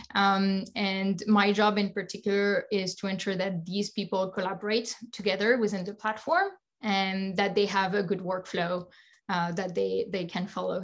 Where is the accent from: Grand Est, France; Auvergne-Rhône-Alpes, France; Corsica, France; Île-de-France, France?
Grand Est, France; Alsace; moved away; also born or lived in Paris / San Francisco Bay Area; I'm from Alsace